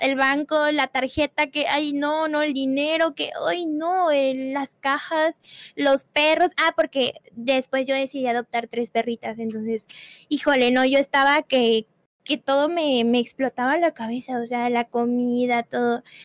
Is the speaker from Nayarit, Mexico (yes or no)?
no; Puebla, Mexico; yo soy de Puebla